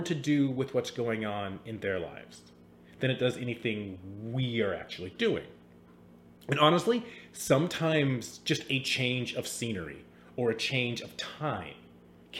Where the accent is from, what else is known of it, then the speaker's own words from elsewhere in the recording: Seattle, Washington, United States; I grew up in the Seattle area in the 90s.